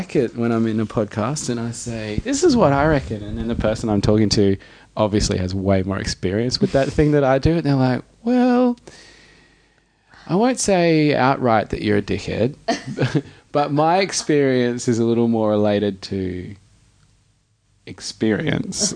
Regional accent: Darwin, Northern Territory, Australia; all the boys that I grew up in Darwin breaking

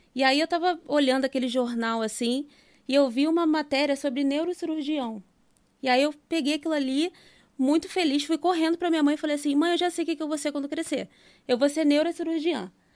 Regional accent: Vila Kennedy, Rio de Janeiro, Brazil; eu nasci e fui criada em Vila Kennedy

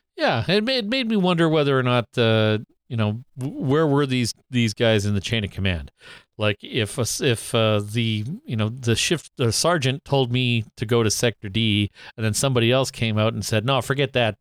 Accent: Canada; me being Canadian

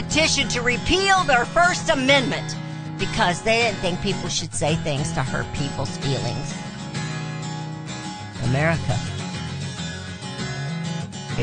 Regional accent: United States; We as American people

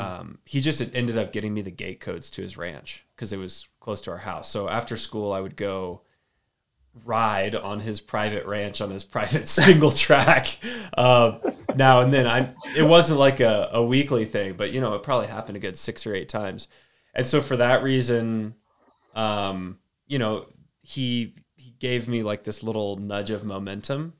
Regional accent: Austin, Texas, United States; now in Durango, United States; I'm from Austin, Texas originally. Well, little, little town outside of Austin

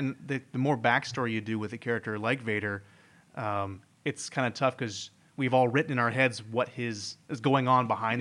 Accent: Indiana, United States; moved away; I'm originally from Indiana, the uh, home of corn

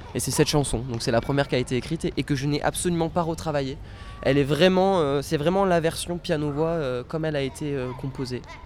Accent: Bordeaux, Nouvelle-Aquitaine, France; Je suis né à Bordeaux, je vis à Bordeaux, j'ai pas quitté Bordeaux

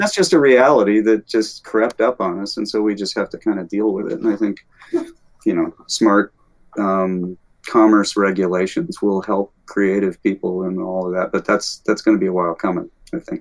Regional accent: Alabama, United States; moved away as an adult; also born or lived in Arizona / Rochester, New York / Northeast US; now in California, United States; I grew up in the Deep South. I'm from Alabama.

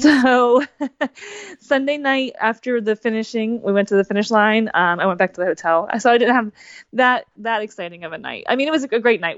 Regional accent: New Jersey, United States; I'm from New Jersey

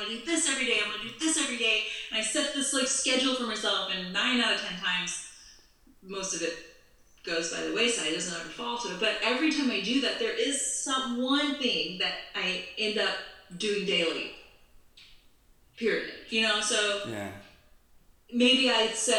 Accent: College Station, Texas, United States; also born or lived in New York; now in Los Angeles, United States; I grew up in College Station

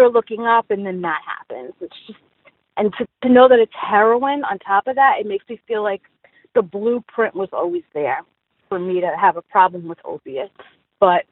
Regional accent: New York City, New York, United States; I was raised in Brooklyn, in Bensonhurst

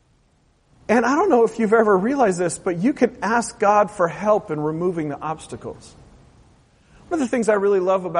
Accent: Portland, Oregon, United States; I grew up in Portland, Oregon

